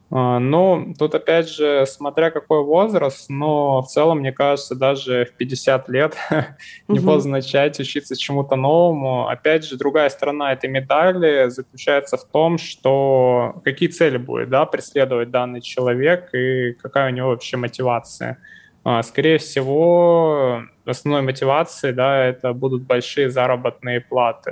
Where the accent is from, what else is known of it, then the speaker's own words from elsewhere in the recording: Far East, Russia; я вот, например, с Дальнего Востока, у нас тут вообще все плачевно с зарплатами